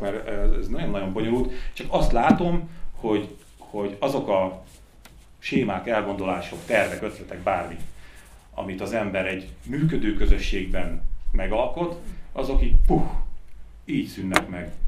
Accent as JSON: {"language": "Hungarian", "country": "Hungary", "moved": "yes", "lives_now": "Budapest, Hungary", "said": "vidéki vagyok, és gyakran mentem haza"}